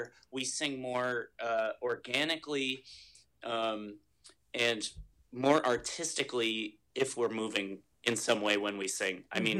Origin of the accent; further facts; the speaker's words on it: Ames, Iowa, United States; I'm from Ames.